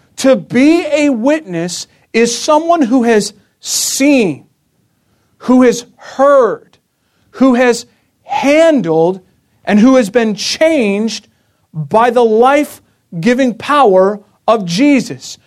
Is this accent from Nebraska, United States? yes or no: no; Maryland, United States; I'm from Maryland